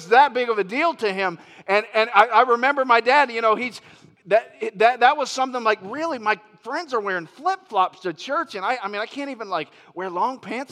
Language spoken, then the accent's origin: English; Florida, United States; moved away as an adult; I'm from Florida. And Lori and I, we moved here from Florida about 15 months ago.